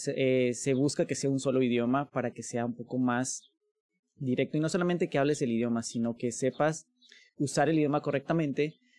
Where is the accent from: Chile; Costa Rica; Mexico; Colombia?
Mexico; como mexicanos